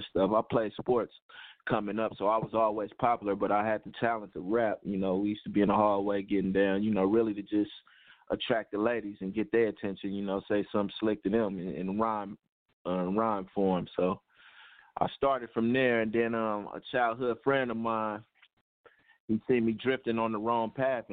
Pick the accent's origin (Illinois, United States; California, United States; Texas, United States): California, United States; Oakland; also born or lived in Fresno, California; where I grew up at in East Oakland, I was born in Fresno, but that was by way of my mom just traveling